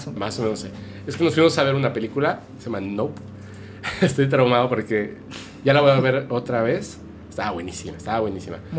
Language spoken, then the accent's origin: Spanish; Guadalajara, Jalisco, Mexico; also born or lived in Campeche; cuando nací no viví realmente en Campeche. Estuve en ah, primero de primaria, pero tres meses y después nos fuimos a vivir a Guadalajara